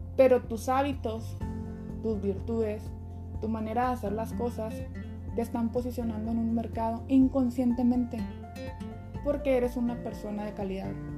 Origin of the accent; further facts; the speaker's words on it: Chihuahua, Mexico; soy originaria de Chihuahua, Chihuahua